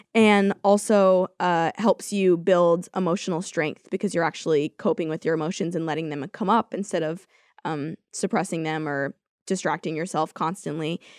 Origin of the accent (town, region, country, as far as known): California, United States